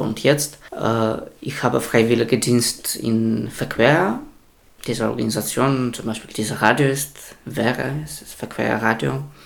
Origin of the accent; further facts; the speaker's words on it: Belarus; German is a second language; also born or lived in Szczecin, Poland; now in Greifswald, Germany; ich bin aus Belarus